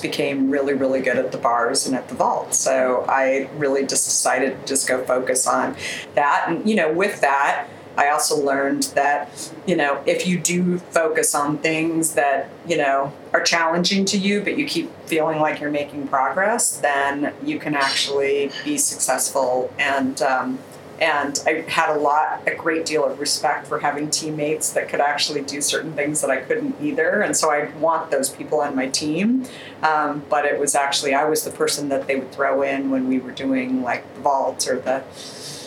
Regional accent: Arizona, United States; moved away as an adult; also born or lived in Minneapolis, Minnesota / New York; I grew up in the US in Arizona, and I lived there most of my life. I actually moved from Minneapolis, Minnesota when I was a really little girl.

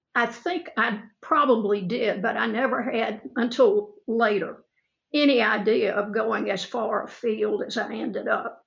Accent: Opelika, Alabama, United States; accent: Southern drawl; I grew up in Opelika

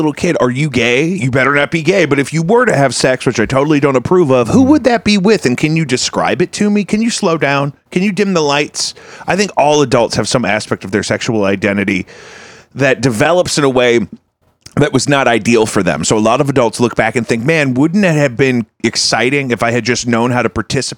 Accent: Midwest, United States; I grew up in the Midwest

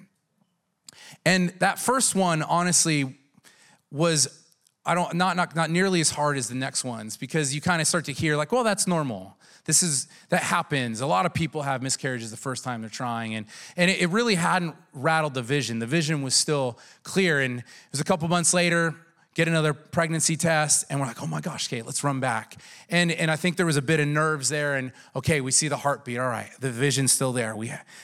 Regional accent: San Diego, California, United States

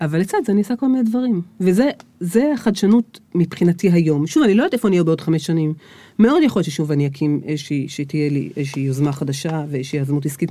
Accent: Beersheba, Southern District, Israel; על הילדות שלי באר שבע, על שנות ה-70

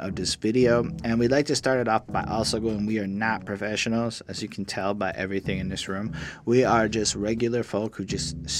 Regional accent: Montreal, Quebec, Canada; we come from Montreal, Quebec

